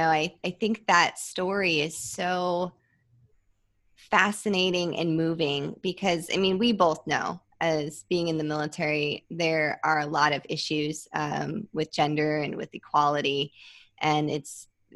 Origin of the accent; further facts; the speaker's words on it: Midwest, United States; I grew up in the Midwest